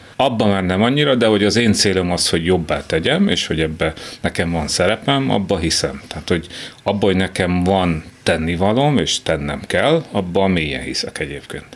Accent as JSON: {"language": "Hungarian", "town": "Bonyhád", "region": "Tolna", "country": "Hungary", "tie": "born or raised there", "moved": "as an adult", "said": "Ez egy kocka ház, tehát a tipikus kádár kocka, annak minden jellegzetességével, kiskerttel, de, de itt nőttem fel, tehát szép, fantasztikus, de innen el kellett jönni. Tehát, hogy, ö, de jó. Tehát alapvetően jó volt. Azt, hogy bonyhádról el tudok jönni"}